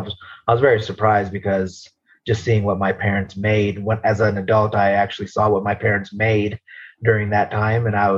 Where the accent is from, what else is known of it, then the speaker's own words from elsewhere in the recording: Nevada, United States; moved away as an adult; also born or lived in Arizona / California / Texas / Nebraska; now in Colorado, United States; I grew up there pretty much my whole life